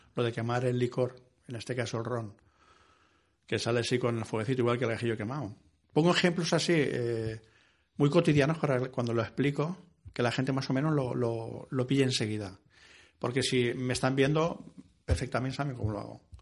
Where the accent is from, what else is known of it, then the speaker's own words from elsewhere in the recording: Ciudad Real, Castilla-La Mancha, Spain; mi pueblo, en Ciudad Real